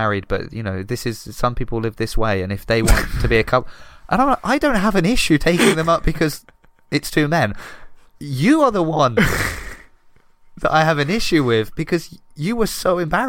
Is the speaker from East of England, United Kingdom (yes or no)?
no; Southampton, South East England, United Kingdom; moved away; also born or lived in Italy